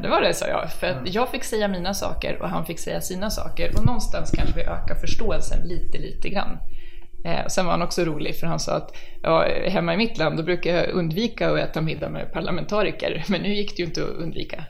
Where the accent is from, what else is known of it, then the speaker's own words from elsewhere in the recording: Stockholm, Stockholm County, Sweden; Jag är från Hässelby, Kälvesta. Det är alltså västra Stockholm